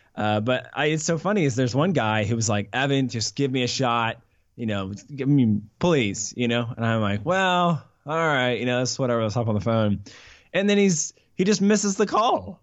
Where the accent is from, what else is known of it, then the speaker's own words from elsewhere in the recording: Atlanta, Georgia, United States; also born or lived in Colorado / Charlotte; I grew up here in Atlanta